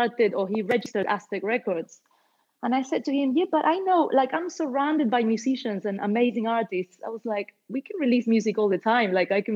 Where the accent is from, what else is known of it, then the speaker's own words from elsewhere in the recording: Argentina; also born or lived in London, United Kingdom; now in Barcelona, Spain; I'm originally from Argentina, so I speak Spanish.